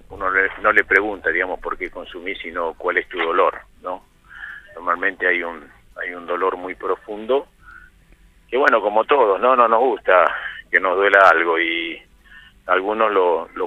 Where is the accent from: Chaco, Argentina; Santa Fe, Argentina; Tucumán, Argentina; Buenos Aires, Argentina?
Buenos Aires, Argentina; born there; Porque nací en Almagro. Nací en Almagro.